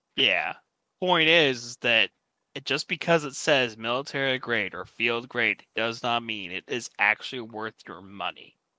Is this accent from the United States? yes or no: yes; United States; I'm American